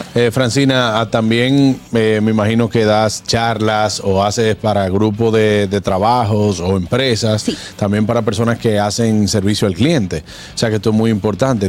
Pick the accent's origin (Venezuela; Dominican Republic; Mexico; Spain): Dominican Republic; con nosotros como dominicanos